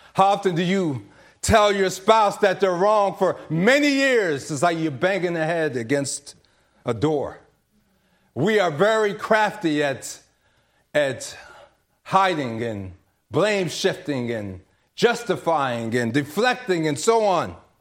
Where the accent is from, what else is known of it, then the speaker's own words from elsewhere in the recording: DC area, Maryland, United States; I'm from the Maryland, D C area, but my parents are from South Carolina